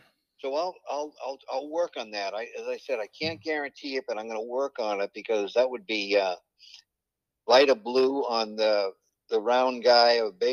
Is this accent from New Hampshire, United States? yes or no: no; Boston, Massachusetts, United States; Growing up in Boston, my father was an usher at Fenway Park